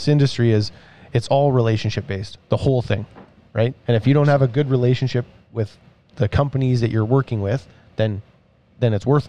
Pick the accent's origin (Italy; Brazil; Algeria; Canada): Canada; Saskatchewan; we're from Saskatchewan